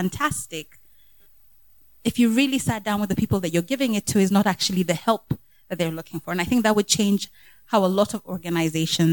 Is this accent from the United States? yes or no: no; Kenya; As a Kenyan myself